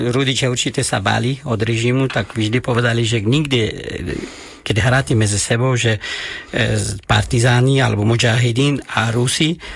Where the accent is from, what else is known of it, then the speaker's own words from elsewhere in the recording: Afghanistan; Slovak is a second language; moved away as an adult; also born or lived in Kunduz, Afghanistan / Kabul, Afghanistan / Trnava, Slovakia; now in Slovakia; kde, odkiaľ pochádzam ja, tak to je oblasti nejde Hornatí.